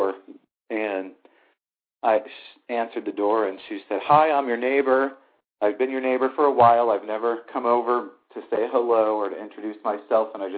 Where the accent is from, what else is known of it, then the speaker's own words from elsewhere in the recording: St. Louis, Missouri, United States; my hometown is St. Louis.